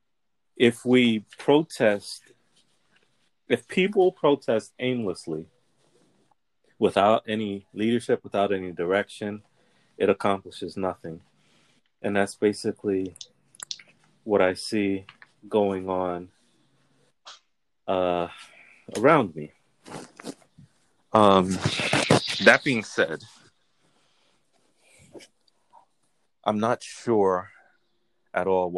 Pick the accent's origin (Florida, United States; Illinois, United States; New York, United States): New York, United States; I am a native New Yorker. I was born in New York.